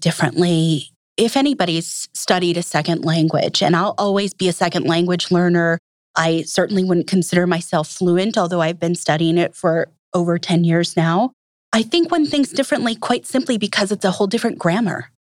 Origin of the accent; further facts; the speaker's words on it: Minneapolis, Minnesota, United States; moved away as an adult; also born or lived in Fort Berthold Reservation, North Dakota / South Dakota; now in Milwaukee, United States; I was in North Dakota and South Dakota until about the age of five, and from then on, I was a Minnesotan